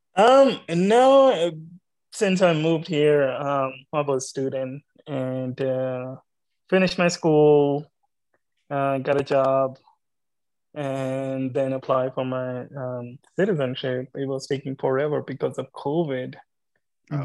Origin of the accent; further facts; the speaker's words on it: Pakistan; moved away as an adult; now in United States; So I came from Pakistan. I grew up in uh, uh, Pakistan, uh, big city in Pakistan, but basically I was from village, um, small village from Pakistan